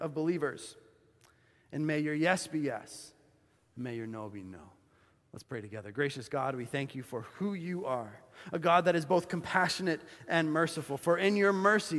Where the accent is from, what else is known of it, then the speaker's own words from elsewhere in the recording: Bolivia; moved away; My life experience growing up in Bolivia